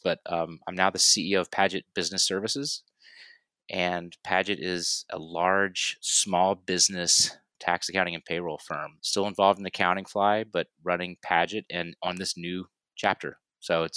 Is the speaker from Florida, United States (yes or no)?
yes; Pensacola, Florida, United States; moved away as an adult; also born or lived in New York City / Austin / Dallas; I live in Pensacola, Florida. That's my hometown. In the early part of my career, though, I lived in New York City, in Austin, and Dallas